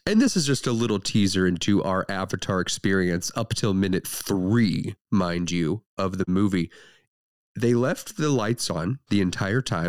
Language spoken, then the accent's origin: English; St. Louis, Missouri, United States; we are from Saint Louis